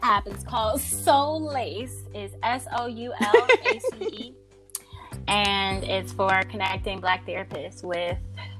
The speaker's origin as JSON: {"language": "English", "area": "Dinwiddie County", "region": "Virginia", "country": "United States", "tie": "born or raised there", "said": "I'm from a little county. Where are you from? Virginia, Dinwiddie County."}